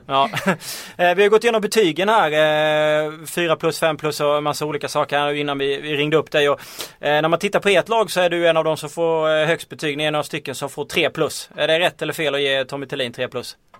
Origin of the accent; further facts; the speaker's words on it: Småland, Sweden; now in Stockholm, Sweden; jag är ju själv från Småland